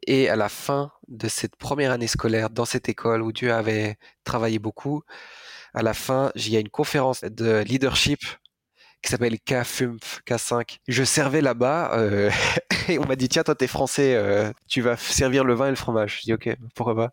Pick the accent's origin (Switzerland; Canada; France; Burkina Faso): France; je suis français, d'un père français, d'une mère allemande